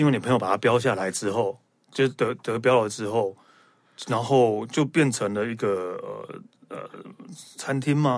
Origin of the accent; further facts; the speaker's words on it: Taiwan; 知道我是台湾人